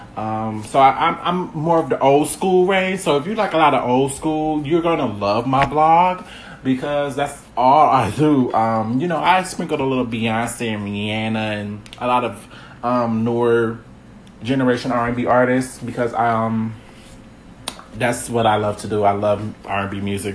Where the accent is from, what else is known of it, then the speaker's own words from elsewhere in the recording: Milwaukee, Wisconsin, United States; I'm from Milwaukee, Wisconsin. Um, yeah, I uh, was born and raised